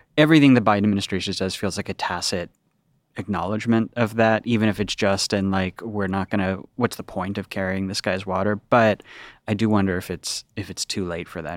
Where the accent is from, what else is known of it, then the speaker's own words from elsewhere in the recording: United States; as an American